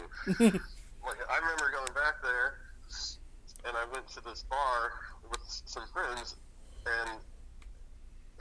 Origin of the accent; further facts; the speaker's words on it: Alaska, United States; moved away as an adult; also born or lived in Seattle, Washington; now in Los Angeles, United States; I was born in Alaska, and I grew up there.